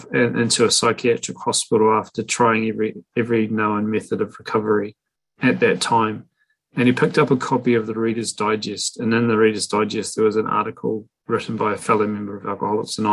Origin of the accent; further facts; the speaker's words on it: Invercargill, Southland, New Zealand; moved away; my hometown, a place called Invercargill, New Zealand. I don't live there anymore, but I used to and grew up there.